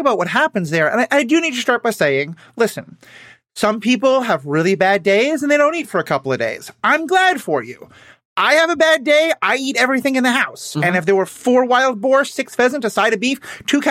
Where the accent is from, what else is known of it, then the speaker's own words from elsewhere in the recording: New York City, New York, United States; I grew up in New York City, where no one drives